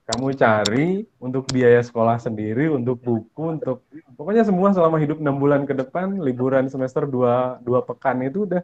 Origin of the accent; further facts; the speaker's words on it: Poso, Central Sulawesi, Indonesia; also born or lived in Palu; Saya lahir di kota Palu, kemudian saya lahir eh, dibesarkan di kota Poso.